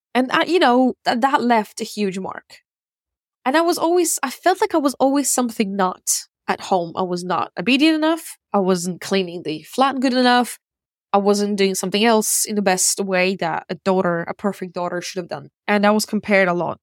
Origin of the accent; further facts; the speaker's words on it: Russia; also born or lived in Ukraine / United States / Czech Republic; now in United Kingdom; I was born in Ukraine and I grew up in Russia. I lived in America, Czech Republic, and now I live in the U K.